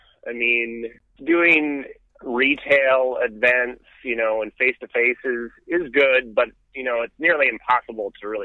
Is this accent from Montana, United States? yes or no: yes; Montana, United States; moved away as an adult; also born or lived in Phoenix, Arizona; now in Austin, United States; I grew up in Montana